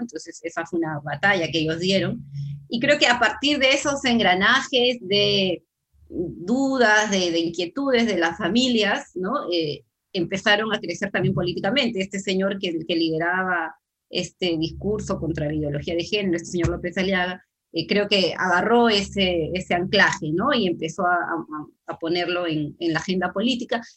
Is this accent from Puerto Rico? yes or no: no; Peru; nosotros en Perú